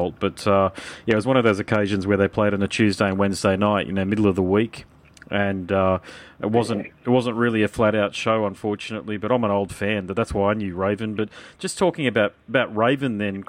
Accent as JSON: {"language": "English", "country": "Australia", "said": "I'm from Australia"}